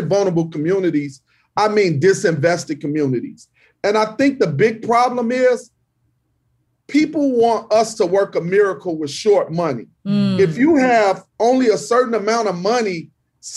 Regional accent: Chicago, Illinois, United States

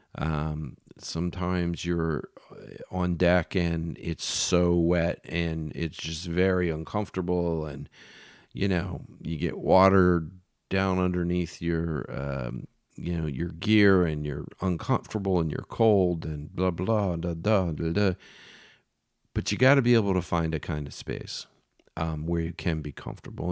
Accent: Philadelphia, Pennsylvania, United States; I'm from Philly, so I'm a Phillies fan

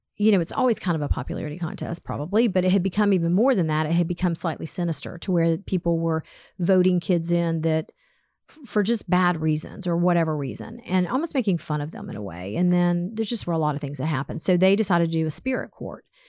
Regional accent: Atlanta, Georgia, United States; I grew up in Atlanta

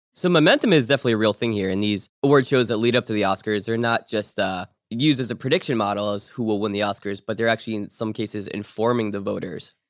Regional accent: Pittsburgh, Pennsylvania, United States; I was born in Pittsburgh.

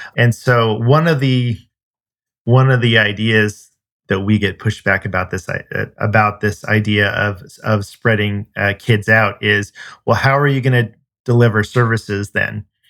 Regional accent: California, United States; moved away; I'm originally from California

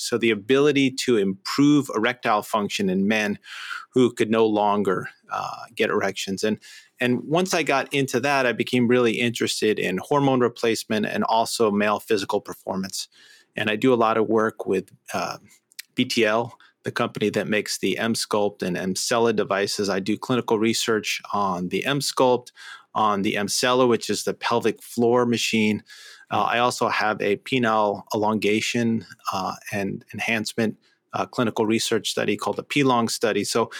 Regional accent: New York, United States; moved away; I grew up in New York

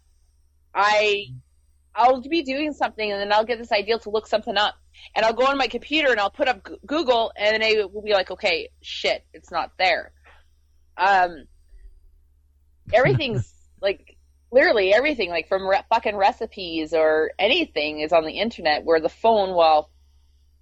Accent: Canada; being a Canadian

